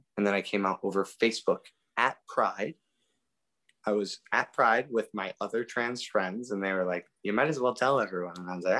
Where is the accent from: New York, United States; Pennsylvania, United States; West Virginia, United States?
Pennsylvania, United States; born there; So it was actually quite a hassle because I was born in Pennsylvania.